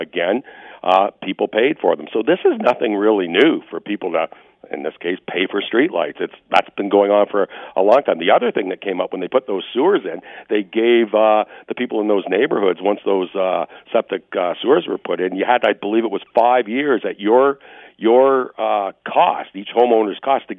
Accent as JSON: {"language": "English", "town": "Oak Ridge Acres", "region": "Ontario", "country": "Canada", "tie": "born or raised there", "said": "Well, you know what? I grew up in Oak Ridge Acres, and I remember back in the early 70s, they came through and they put in septic sewers"}